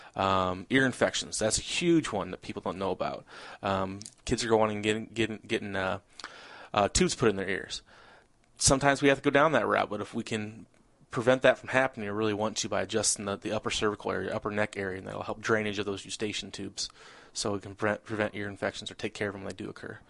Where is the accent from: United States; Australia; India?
United States; Peoria, Illinois; born and raised in Peoria area. I uh, was uh, gr- grew up right outside of uh, Peoria